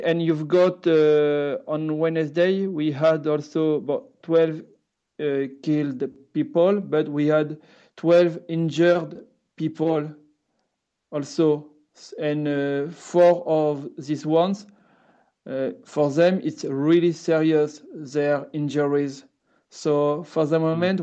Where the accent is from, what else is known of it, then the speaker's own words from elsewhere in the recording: southwest France, France; English is a second language; I'm from France, from the southwest of France